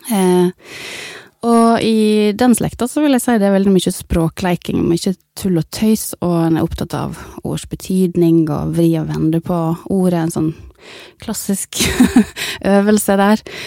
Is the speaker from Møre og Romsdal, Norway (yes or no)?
yes; Ørsta, Møre og Romsdal, Norway; jeg har vokst opp i Ørsta